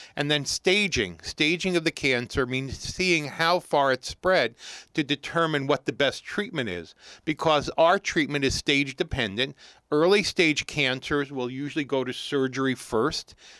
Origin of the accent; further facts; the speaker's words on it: New York City, New York, United States; moved away as an adult; also born or lived in Columbus, Ohio; now in Morristown, United States; I'm born and bred New Yorker originally, uh, growing, growing up in Brooklyn.